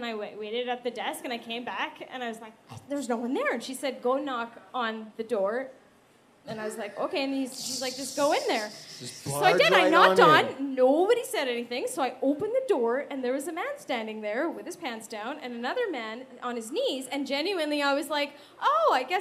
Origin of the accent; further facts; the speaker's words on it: Winnipeg, Manitoba, Canada; we're from Winnipeg